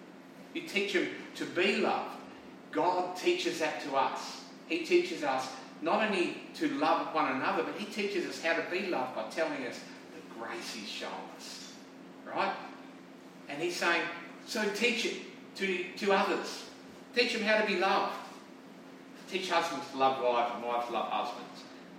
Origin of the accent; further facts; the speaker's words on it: South Australia, Australia; now in St. George, Australia; we live in St. George, but we see a lot of other places because we come from South Australia